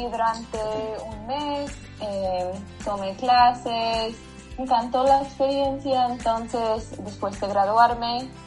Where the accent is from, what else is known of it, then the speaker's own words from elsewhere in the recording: Ohio, United States; moved away as an adult; now in Florida, United States; soy de Ohio, pero ahora estoy viviendo en Florida porque mi esposo está estudiando aquí. Entonces llevamos, creo que sí, un año aquí.